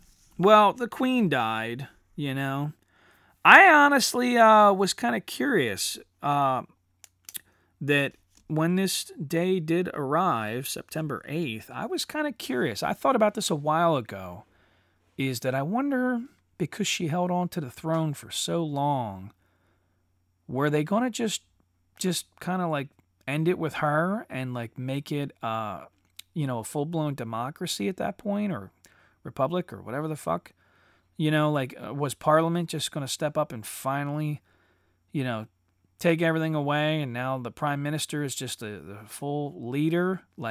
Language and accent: English; United States; I'm an American rebel.